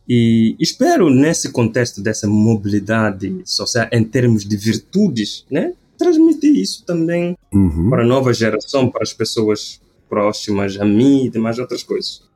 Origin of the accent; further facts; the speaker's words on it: Bula, Cacheu, Guinea-Bissau; moved away as an adult; also born or lived in Bissau, Guinea-Bissau; now in Brazil; eu sou da Guiné-Bissau, África Ocidental. Eh, eu sou do norte do país, norte do país exatamente Bula, Nasci em Bula, depois de terminar ensino fundamental, fui para a capital, que é Bissau